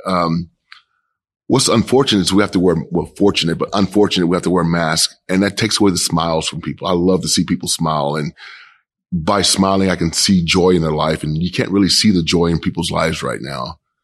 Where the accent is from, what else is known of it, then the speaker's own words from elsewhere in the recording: Kansas City, Kansas, United States; moved away as an adult; now in Portland, United States; I grew up in Kansas City, Kansas.